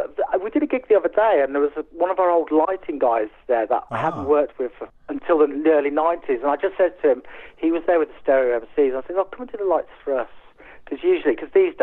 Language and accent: English; West Country, South West England, United Kingdom; now in Yorkshire Dales, United Kingdom; We grew up in the West Country